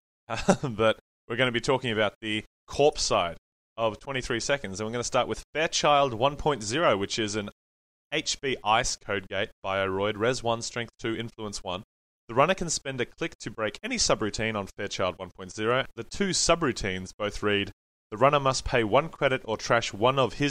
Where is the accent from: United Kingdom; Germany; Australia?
Australia; I'm Australian